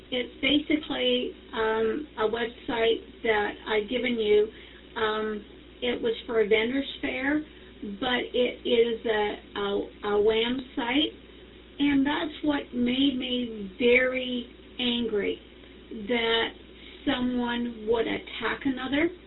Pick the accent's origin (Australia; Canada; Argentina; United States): Canada; I'm from Canada